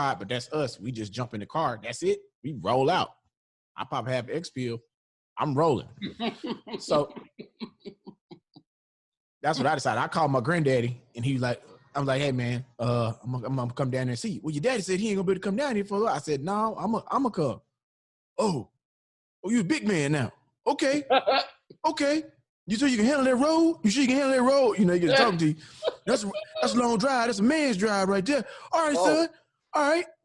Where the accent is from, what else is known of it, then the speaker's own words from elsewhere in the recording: Houston, Texas, United States; also born or lived in Chattanooga, Tennessee; when I was nine, we moved to Houston from Chattanooga, Tennessee